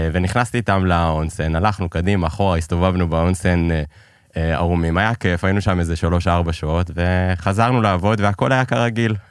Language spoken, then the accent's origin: Hebrew; Israel; also born or lived in Iran; שיחדו את לשכת ההגירה כדי שייתנו לנו לצאת מאיראן